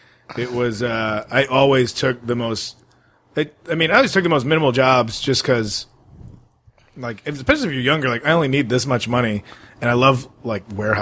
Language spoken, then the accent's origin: English; Addison, Illinois, United States; had a condo in my hometown